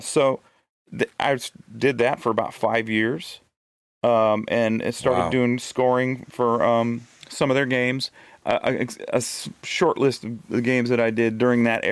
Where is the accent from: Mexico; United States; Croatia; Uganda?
United States; Eugene, Oregon; moved away as an adult; now in Nashville, United States; my hometown of Eugene